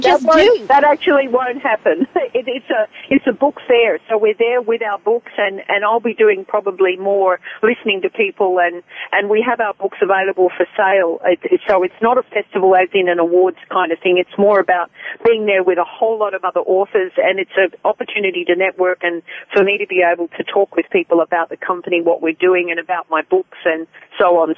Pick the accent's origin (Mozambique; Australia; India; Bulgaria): Australia; moved away; I'm an Australian